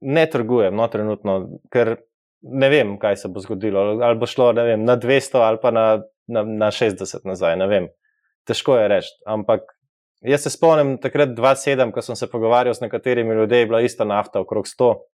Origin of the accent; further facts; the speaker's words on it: Slovenia; kot Slovenci